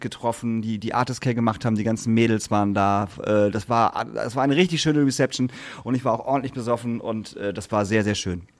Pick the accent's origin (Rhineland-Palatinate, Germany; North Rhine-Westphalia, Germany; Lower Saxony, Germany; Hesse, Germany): Lower Saxony, Germany; Lingen; meine Heimat, über Lingen